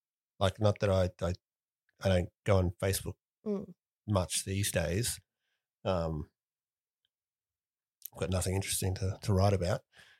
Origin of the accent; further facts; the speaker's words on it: Dimboola, Victoria, Australia; But I'm from Dimboola. Takes a while for the news to get to us down there.